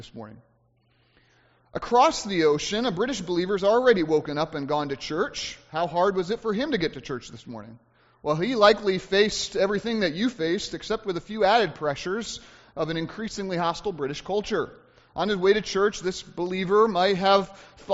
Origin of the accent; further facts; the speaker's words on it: United States; as Americans